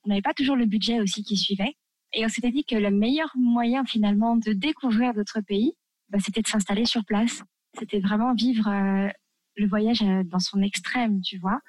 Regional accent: France; moved away as an adult; also born or lived in Tunisia; quand on est français

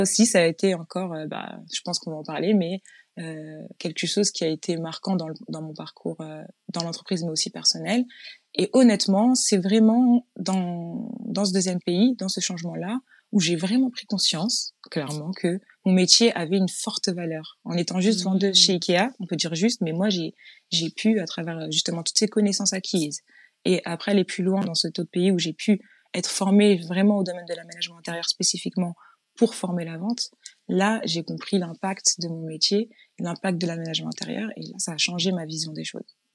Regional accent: Chanteloup-les-Vignes, Île-de-France, France; moved away as an adult; Je suis née dans le sud de la France, mais mmh. j'étais toute petite quand je, quand je suis arrivée à Chanteloup-les-Vignes

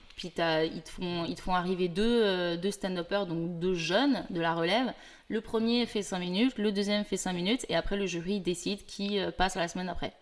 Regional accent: France; moved away as an adult; also born or lived in Paris; now in Montreal, Canada; je suis française

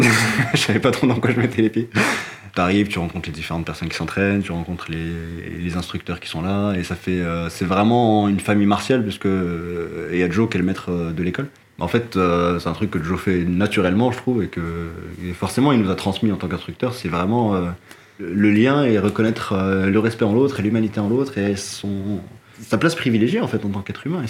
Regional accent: Morocco; moved away; j'ai grandi au Maroc.

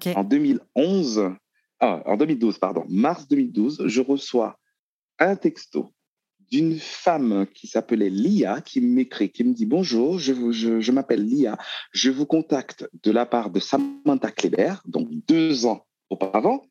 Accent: Haiti; moved away as an adult; also born or lived in Bordeaux, France; now in France; je suis né en Haïti. Mhm. Euh, après le bac, je suis venu en France

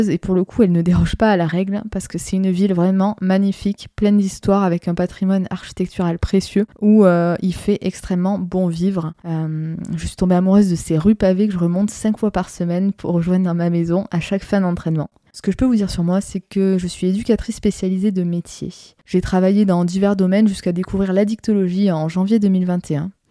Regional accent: Narbonne, Occitania, France; moved away as an adult; also born or lived in Orléans; je suis originaire de Narbonne dans le sud de la France. J'espère que vous entendrez mon accent car il a tendance à s'atténuer depuis que j'ai rejoint, si je puis dire, la partie sud du nord de notre jolie France.

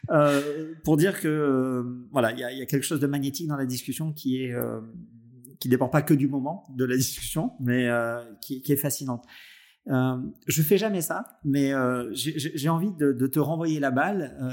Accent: Nice, Provence-Alpes-Côte d'Azur, France; voilà, en tant que niçois, et, et, et, pour toutes les autres choses qui, qui nous rattachent, je suis vraiment heureux d'avoir croisé ta route tardivement

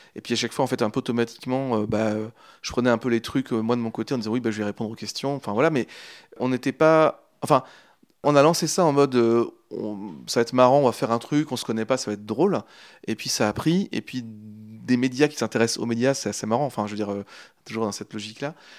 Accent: Angers, Pays de la Loire, France; moved away as an adult; now in Normandy, France; je viens de Angers à la base. Je suis canet depuis très peu de temps, depuis, depuis septembre, je suis normand, mais j'ai habité 25 ans en Anjou, à Angers

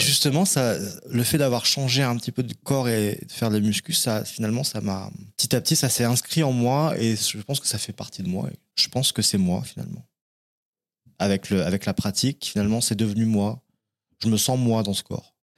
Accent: Cognac, Nouvelle-Aquitaine, France; moved away as an adult; also born or lived in Paris; Je suis né en Charente. Je suis un Charentais de Cognac, la ville du Cognac. Et euh, j'ai fait ma scolarité là-bas jusqu'à 18 ans

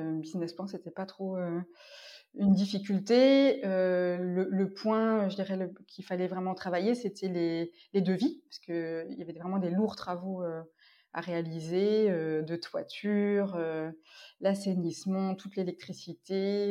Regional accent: Orléans, Centre-Val de Loire, France; moved away as an adult; also born or lived in Compiègne / Paris / Normandy / Ardèche; je suis née à Orléans, en région centre

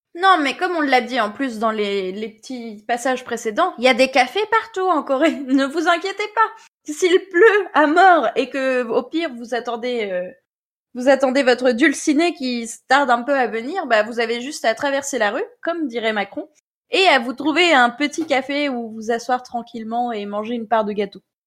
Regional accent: Normandy, France; accent: Normand; mon bon accent normand

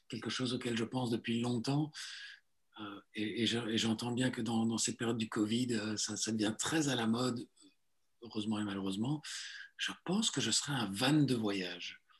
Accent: Belgium; also born or lived in Italy / Southern France; Je suis né en Italie, je suis arrivé en Belgique, euh, pas tout seul, hein, j'étais tellement petit à l'époque, pour retourner en France pendant 5 ans. donc, de mes 8 à 13, j'ai vécu au sud de la France. Et puis, je suis revenu en Belgique à partir de 13 ans

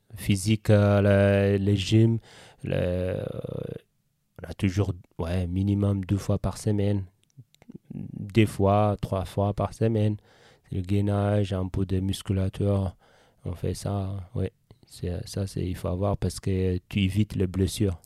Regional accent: Eritrea; French is a second language; moved away as an adult; now in Switzerland; quand j'étais en Eritrea, jeune athlète

